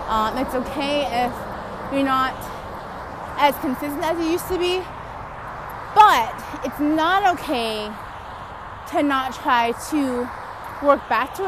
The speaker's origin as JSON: {"language": "English", "region": "California", "country": "United States", "said": "I'm from California"}